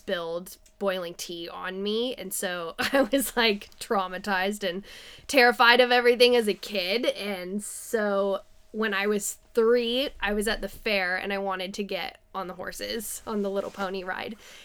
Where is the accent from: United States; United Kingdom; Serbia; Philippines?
United States; San Diego, California; now in Petaluma, United States; I'm from Southern California. I grew up in San Diego.